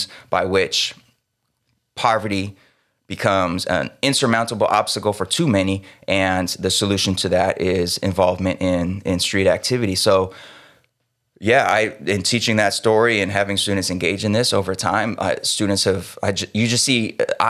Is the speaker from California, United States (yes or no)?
yes; California, United States; growing up in California